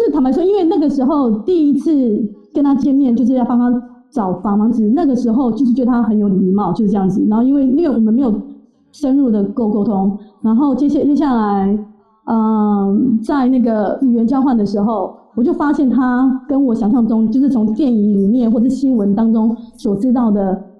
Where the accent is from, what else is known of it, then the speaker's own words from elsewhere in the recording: Taiwan; 当然，我们台湾人